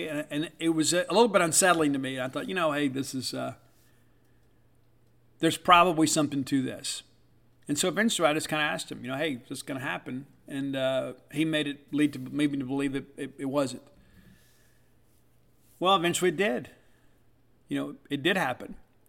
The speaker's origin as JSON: {"language": "English", "region": "Mississippi", "country": "United States", "said": "I prefer it grilled. You may like it fried. I get mine with ranch dressing. I'm from South Mississippi. That's kind of what we do."}